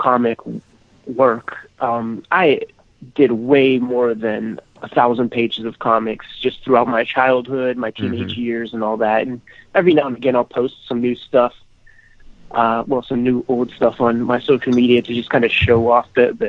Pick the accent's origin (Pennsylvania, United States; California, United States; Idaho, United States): Pennsylvania, United States; Homestead; I am from Homestead, Pennsylvania, steel mill town.